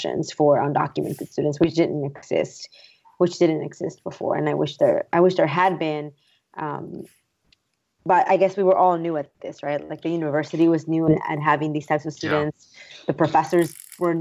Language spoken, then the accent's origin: English; San Antonio, Texas, United States; also born or lived in Mexico; I had grown up in San Antonio, just an hour south of Austin